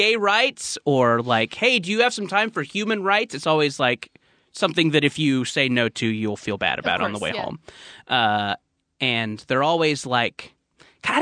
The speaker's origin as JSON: {"language": "English", "area": "Orange County", "region": "California", "country": "United States", "tie": "born or raised there"}